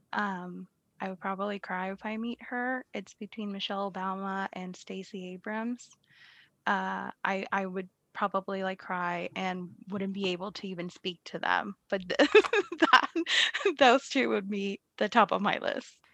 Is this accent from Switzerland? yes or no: no; Puerto Rico; moved away as an adult; now in Massachusetts, United States; I'm from Puerto Rico